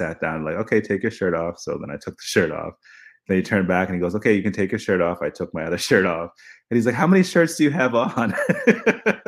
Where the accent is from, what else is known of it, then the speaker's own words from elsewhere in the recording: Saratoga Springs, New York, United States; moved away as an adult; also born or lived in Jamaica / Hartford, Connecticut; now in North Carolina, United States; I grew up in Saratoga